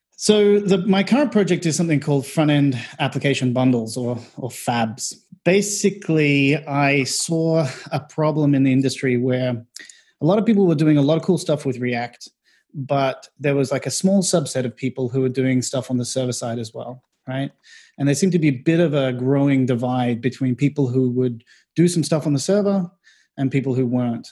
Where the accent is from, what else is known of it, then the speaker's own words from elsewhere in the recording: Australia; moved away as an adult; also born or lived in Melbourne; now in London, United Kingdom; I'm from Australia.